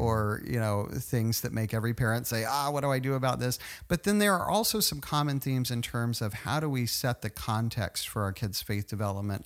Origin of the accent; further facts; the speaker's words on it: Tulsa, Oklahoma, United States; moved away; also born or lived in Virginia / College Station, Texas; I grew up in Tulsa